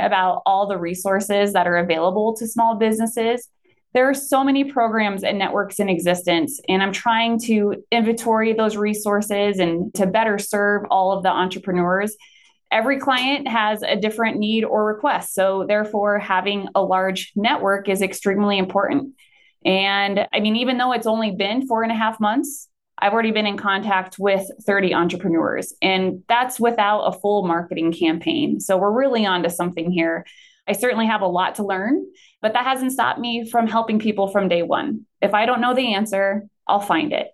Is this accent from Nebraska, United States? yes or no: yes; Potter, Nebraska, United States; also born or lived in Colorado Front Range; now in Sidney, United States; moving back to Nebraska, my hometown of Potter, which is, yes, a village of Potter